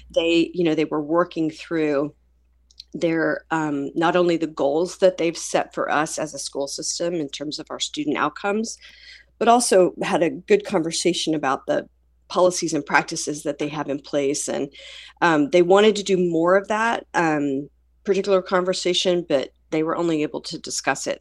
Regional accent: Tulsa, Oklahoma, United States; this is my hometown. This is the s, the school district that raised me. I'm crazy mad in love with Tulsa

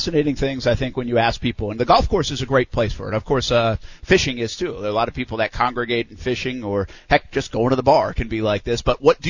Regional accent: East Providence, Rhode Island, United States; moved away; where I grew up in New England, a lot of my family had grown up near the water, not about half hour from where we were in East Providence

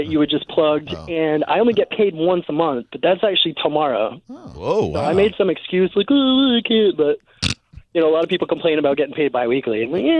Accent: New Hampshire, United States; now in Florida, United States; I'm from New Hampshire.

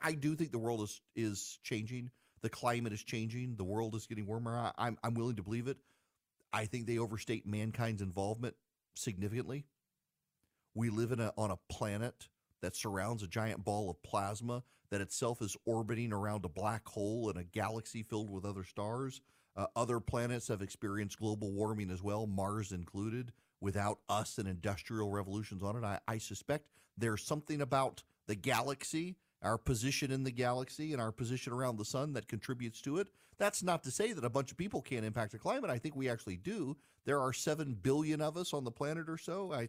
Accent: Dubai, United Arab Emirates; That's why I grew up in Dubai.

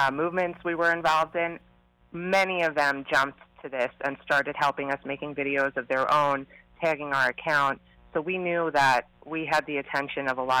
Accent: Long Island, New York, United States; moved away as an adult; also born or lived in Rockville Centre, New York; now in Miami, United States; By way of Long Island. I grew up on Long Island.

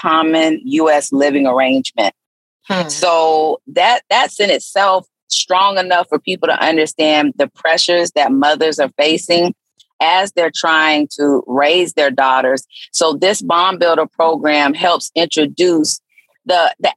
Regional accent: Gainesville, Florida, United States; also born or lived in Ohio / Fort Lauderdale; I was born in Ohio, but raised in Gainesville. So I am a Gator. But I moved to Fort Lauderdale

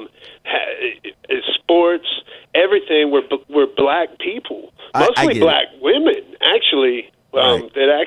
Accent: Houston, Texas, United States; I grew up in East Houston, East Texas

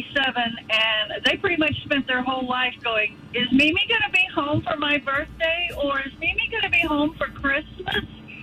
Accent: Sanford, Florida, United States; I grew up in Sanford.

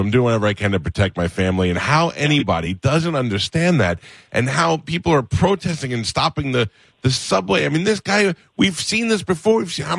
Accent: New York, United States; I grew up in New York

